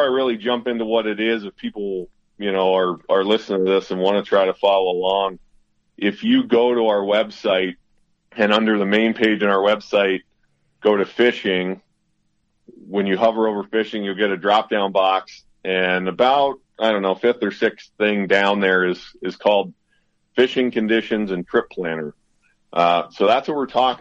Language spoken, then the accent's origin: English; southeastern Pennsylvania, United States; also born or lived in Montana; now in New Mexico, United States; I'm a Pennsylvania native. Born and raised in southeastern Pennsylvania